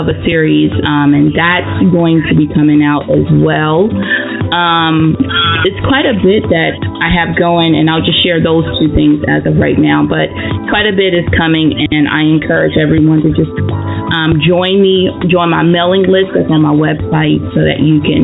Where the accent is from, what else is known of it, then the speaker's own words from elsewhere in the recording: Anson County, North Carolina, United States; also born or lived in Charlotte, North Carolina / Maryland; I was born in Charlotte. I grew up in Maryland for like the first, 8 years of my life. And then I moved to the wonderful metropolis, Anson County, and I graduated from high school there, Anson County, North Carolina